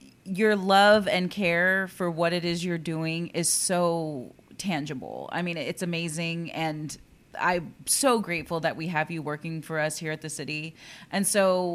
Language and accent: English; Corpus Christi, Texas, United States; I'm born and raised in Corpus